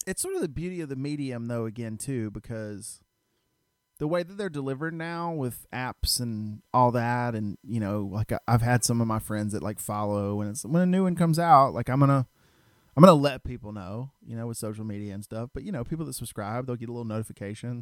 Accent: Stone Mountain, Georgia, United States; I grew up in Stone Mountain

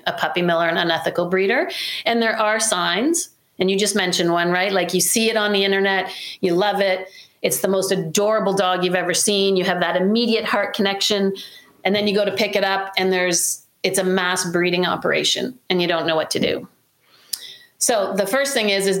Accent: Canada

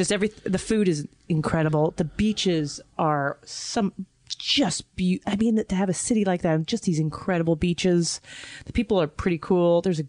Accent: New York, United States; In London, they despised them. I just kept saying, but I'm from New York.

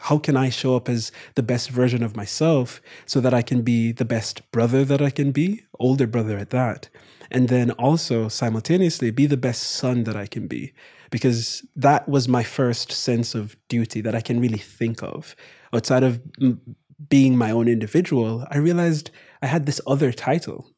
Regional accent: Kingston, Jamaica; moved away as an adult; also born or lived in Morehouse (Atlanta, United States); my brother and I born and raised in Jamaica

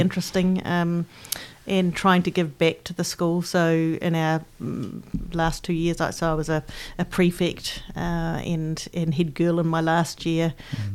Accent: Christchurch, Canterbury, New Zealand; I grew up in Christchurch, the youngest of three daughters, and I grew up in, in Aranui

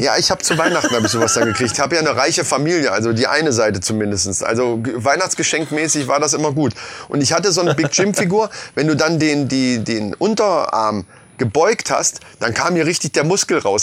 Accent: Lohfelden, Hesse, Germany; ich bin in Lofelden groß geworden

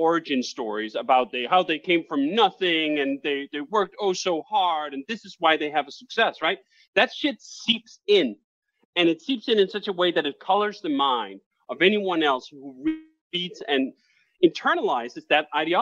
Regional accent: Copenhagen, Capital Region of Denmark, Denmark; moved away as an adult; now in United States; I'm Danish. I grew up 25 years in Copenhagen, Denmark

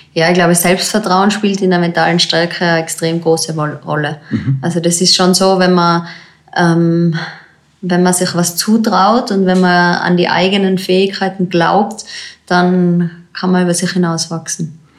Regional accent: Zillertal, Tyrol, Austria; Das ist eigentlich mein Heimgebiet, wo ich aufgewachsen bin

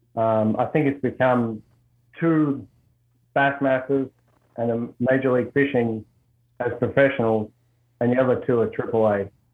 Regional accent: Australia; moved away as an adult; now in Worcester, United States; grew up in Australia, moved here in, uh, uh into the US in 05

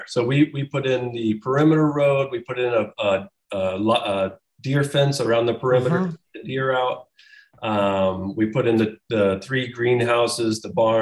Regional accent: St. Paris, Ohio, United States; now in New York, United States; I was raised in Champaign County.

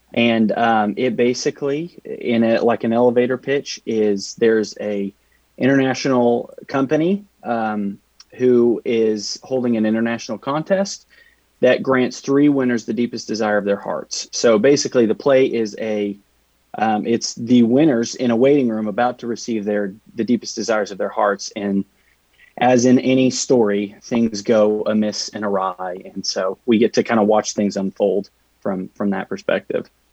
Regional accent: Amarillo, Texas, United States; moved away as an adult; now in Oklahoma City, United States; I'm from Amarillo, Texas, but moved up here

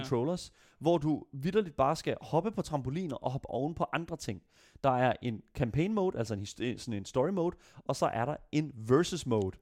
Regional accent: Denmark

